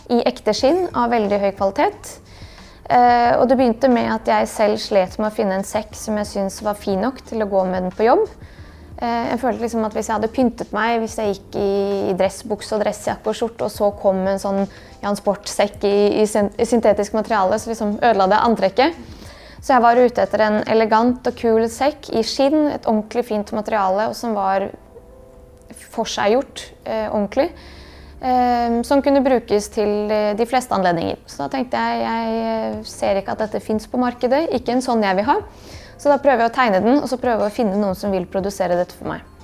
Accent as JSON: {"language": "Norwegian", "country": "Bosnia & Herzegovina", "lives_now": "Norway", "said": "det har formet meg veldig at jeg kommer fra Bosnia, og den delen av min identitet er en veldig stor og viktig del, og noe som står veldig stødig. Vi snakker jo bare bosnisk hjemme og har alltid gjort det."}